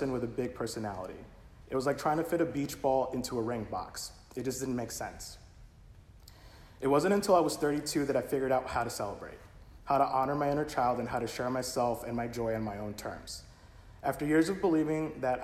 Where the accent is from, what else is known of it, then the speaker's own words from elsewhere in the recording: United States; I was not an immigrant. I'm American